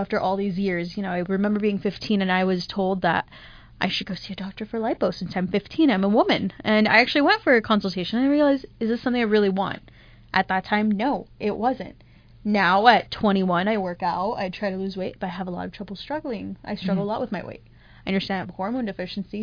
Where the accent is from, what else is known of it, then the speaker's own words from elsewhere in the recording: Miami, Florida, United States; moved away; I grew up in Miami